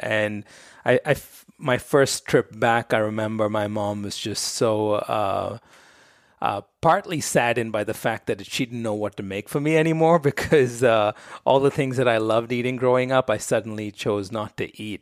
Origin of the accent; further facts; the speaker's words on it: Mumbai, Maharashtra, India; I grew up in Bombay, India